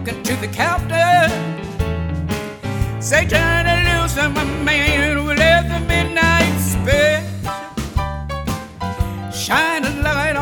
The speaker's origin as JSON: {"language": "English", "region": "West Coast", "country": "United States", "tie": "born or raised there", "said": "I grew up on the West Coast"}